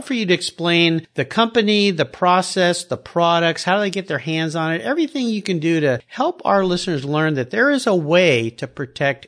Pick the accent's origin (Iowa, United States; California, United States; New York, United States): California, United States; Southern; I grew up down in Southern California